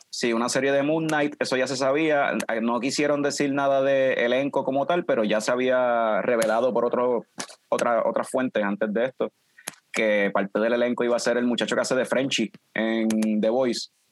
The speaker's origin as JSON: {"language": "Spanish", "town": "Ponce", "country": "Puerto Rico", "tie": "born or raised there", "lives_now": "Aguadilla, Puerto Rico", "said": "yo soy original de Ponce, Fran es de Vega Baja, pero estamos establecidos pues por cuestión de trabajo, estamos en, Aguadilla"}